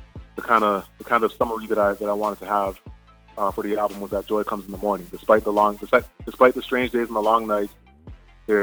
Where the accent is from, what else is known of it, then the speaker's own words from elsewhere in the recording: Canada; growing up in Canada, there's a huge Caribbean population here, and I myself from Caribbean background